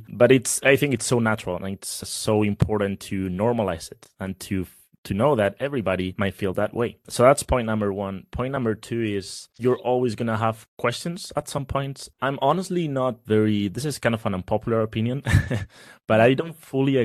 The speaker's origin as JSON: {"language": "English", "country": "Spain", "said": "I'm from Spain"}